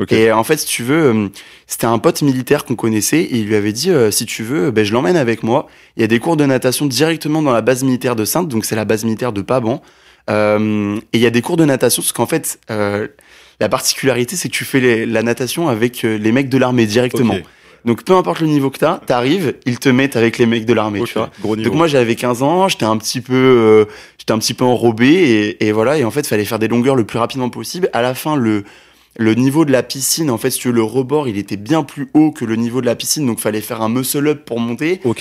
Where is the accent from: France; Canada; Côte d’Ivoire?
Côte d’Ivoire; Abidjan; born there; En fait, je suis né en Côte d'Ivoire. Yes. Je suis né en Côte d'Ivoire à Abidjan.